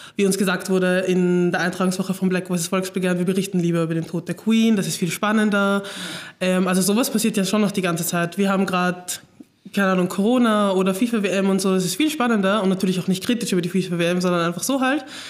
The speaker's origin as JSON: {"language": "German", "region": "Vienna", "country": "Austria", "said": "ich komme einfach aus Wien, komme aus Floridsdorf"}